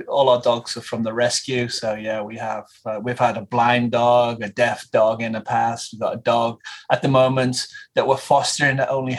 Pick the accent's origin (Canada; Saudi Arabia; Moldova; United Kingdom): United Kingdom; England; moved away as an adult; now in United States; me and my English friends, we're all from England. We all came over pretty much the same time.